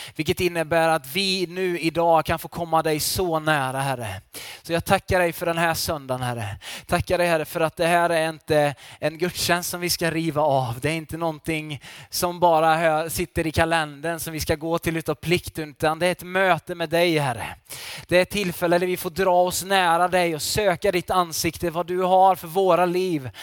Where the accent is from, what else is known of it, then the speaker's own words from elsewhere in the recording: Falköping, Västra Götaland, Sweden; now in Varberg, Sweden; jag är ju västgöte från början kan jag säga också. Jag kommer från Falköping